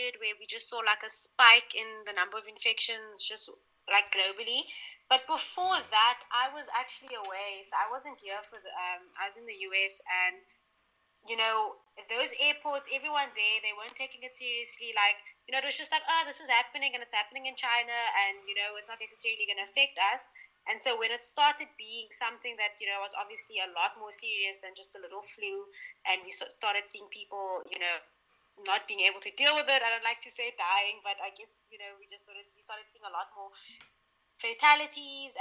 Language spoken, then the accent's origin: English; South Africa; as a South African